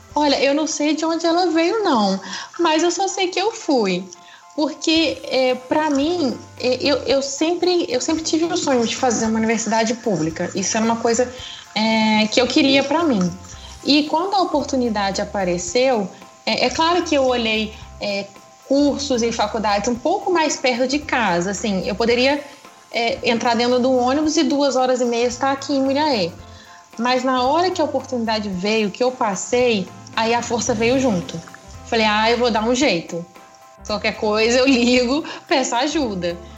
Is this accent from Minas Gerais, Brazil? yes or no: yes; Muriaé, Minas Gerais, Brazil; eu sou aqui de Muriaé mesmo, nascida e criada em Muriaé